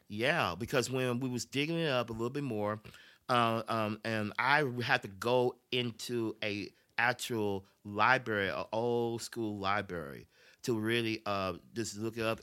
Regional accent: Memphis, Tennessee, United States; I was born and raised in Memphis, Tennessee

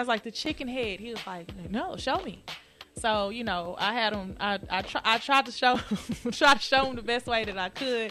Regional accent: Houston, Texas, United States; moved away as an adult; now in St. Louis, United States; I grew up doing in Houston

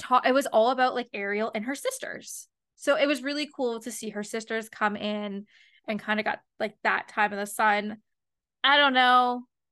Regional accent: London, Ontario, Canada; my hometown

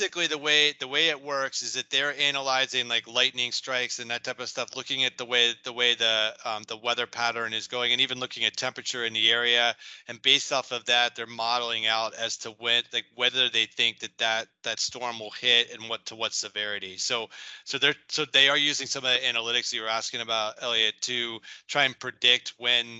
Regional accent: Media, Pennsylvania, United States; moved away as an adult; I grew up in Media, Pennsylvania.

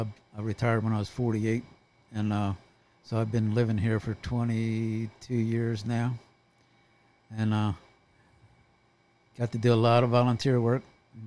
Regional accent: Anne Arundel County, Maryland, United States; moved away as an adult; now in Dorchester County, Maryland, United States; I was born and raised in Anne Arundel County, right across the Bay Bridge

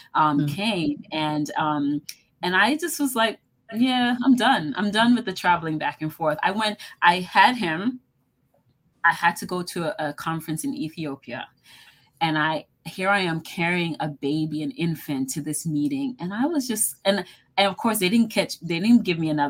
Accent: Boston, Massachusetts, United States; now in Washington, D.C., United States; I grew up in Boston

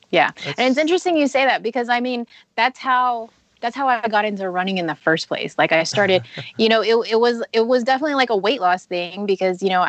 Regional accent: Texas, United States; also born or lived in Louisiana; now in Colorado, United States; I grew up in Texas and then I moved to Louisiana and now I'm here in Colorado.

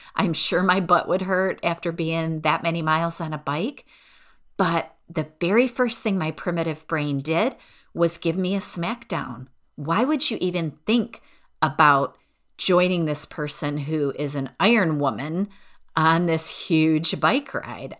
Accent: outside of Detroit, Michigan, United States; I grew up outside of Detroit

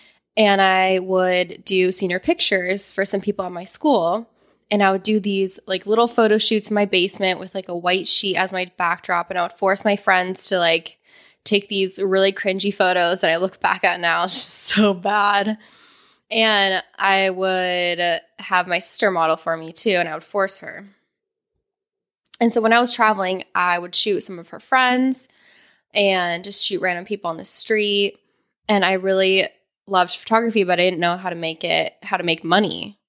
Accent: Arvada, Colorado, United States; moved away as an adult; I grew up in Arvada, Colorado, a lovely town outside of Denver that I hated when I was growing up and I so desperately wanted to leave.

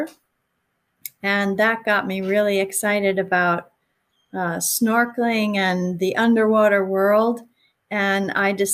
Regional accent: New York City, New York, United States; moved away; I grew up in New York City, which is not a place where many marine biologists are from

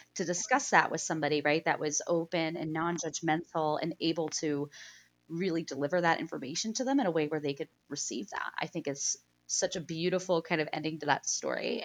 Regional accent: Pennsylvania, United States; I grew up in Pennsylvania, I grew up in a small town

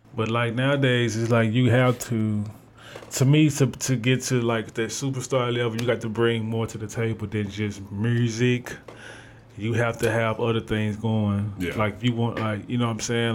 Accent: Memphis, Tennessee, United States; I'm from Memphis, but I wasn't born in Memphis. I moved to Memphis in 2000

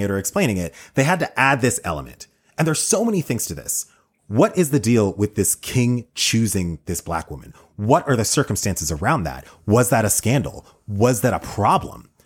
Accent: United States; as an American in twenty twenty

